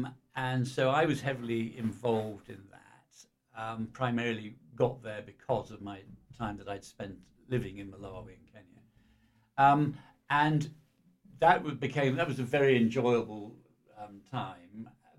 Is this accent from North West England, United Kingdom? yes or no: no; Cheltenham, South West England, United Kingdom; was born and bred in Cheltenham.